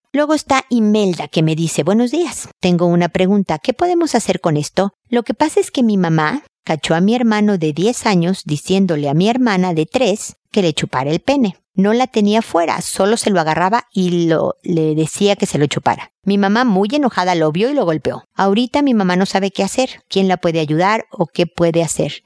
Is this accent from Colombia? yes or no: no; Mexico; now in Chile; yo soy mexicana